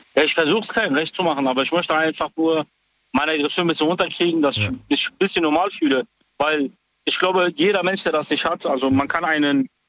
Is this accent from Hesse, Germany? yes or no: yes; Frankfurt, Hesse, Germany; ich komme aus Frankfurt